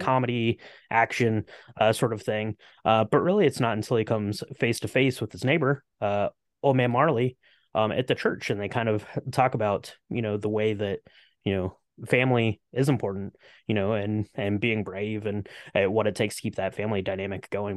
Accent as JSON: {"language": "English", "region": "Ohio", "country": "United States", "said": "I'm from, I'm from the Midwest. I'm from Ohio."}